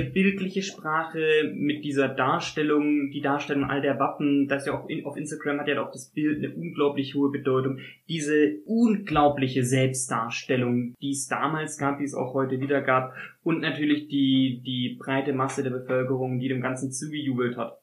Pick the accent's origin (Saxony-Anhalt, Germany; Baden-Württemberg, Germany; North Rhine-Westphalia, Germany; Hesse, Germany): Baden-Württemberg, Germany; Konstanz; ich, so wie ich Konstanz ausspreche, aus der Gegend von Konstanz komme